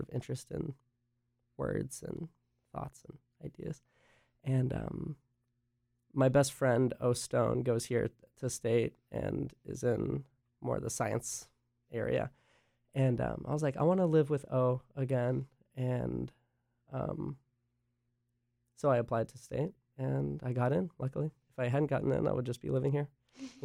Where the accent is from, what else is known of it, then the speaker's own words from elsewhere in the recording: Gastonia, North Carolina, United States; also born or lived in Asheville, North Carolina; I'm from Gastonia, which is about 30 minutes southwest of Charlotte